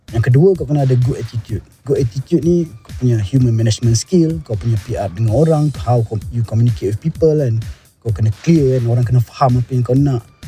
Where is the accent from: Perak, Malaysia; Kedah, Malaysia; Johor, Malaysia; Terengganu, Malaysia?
Terengganu, Malaysia; aku anak kelahiran Terengganu